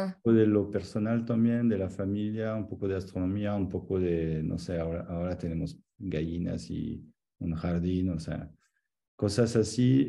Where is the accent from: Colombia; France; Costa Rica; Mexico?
France; Annecy, Auvergne-Rhône-Alpes; moved away as an adult; also born or lived in Salt Lake City, Utah; Soy de Annecy, que es donde estoy ahora visitando mi mamá, pero en los Alpes